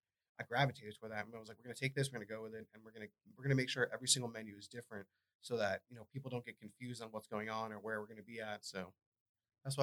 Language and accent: English; Massachusetts, United States; I'm from Massachusetts